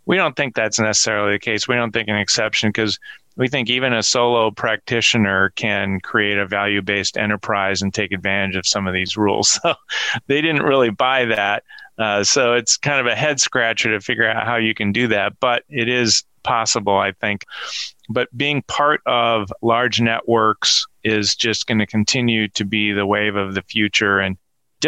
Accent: Minnesota, United States; my home state of Minnesota

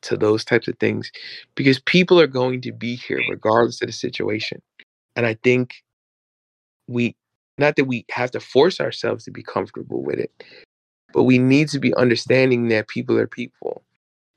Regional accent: New York, United States; where I grew up in New York, people used to say I sound white

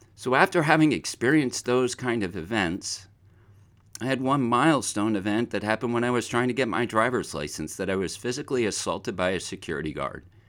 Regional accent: Pine Barrens, New Jersey, United States; as a very young child, I grew up in the Pine Barrens of New Jersey

